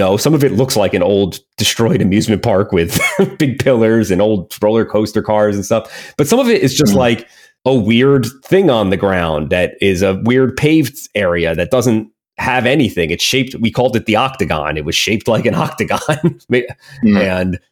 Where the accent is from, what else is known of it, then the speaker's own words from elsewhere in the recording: Hopatcong, New Jersey, United States; my hometown was really weird.